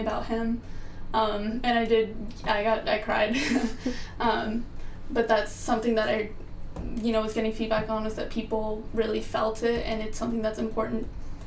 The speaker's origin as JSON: {"language": "English", "region": "South Florida", "country": "United States", "moved": "as an adult", "lives_now": "Ohio, United States", "said": "I'm from South Florida"}